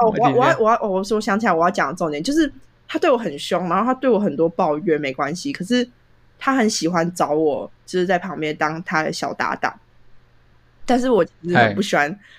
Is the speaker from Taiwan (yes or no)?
yes; Taiwan; 我现在回台湾，我台湾人